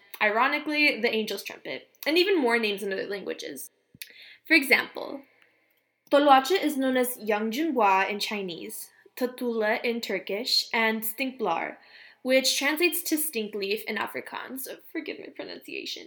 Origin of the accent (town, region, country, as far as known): Mexico